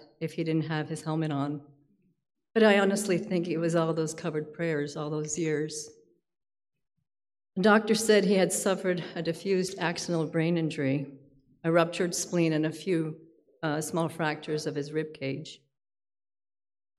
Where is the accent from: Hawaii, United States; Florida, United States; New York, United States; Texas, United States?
Florida, United States; Palm Beach; I'm actually from Palm Beach, Florida